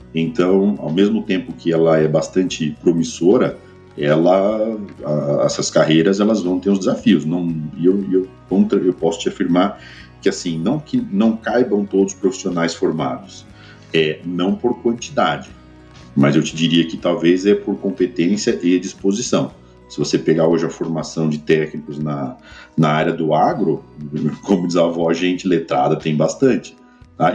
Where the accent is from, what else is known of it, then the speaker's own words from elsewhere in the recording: Ribeirão Preto, São Paulo, Brazil; eu sou de Ribeirão Preto, tá? do interior de São Paulo